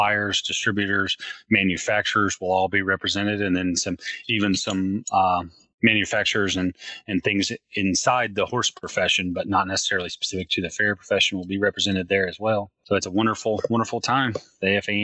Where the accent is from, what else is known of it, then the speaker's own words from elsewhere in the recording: Western North Carolina, United States; I grew up in Western North Carolina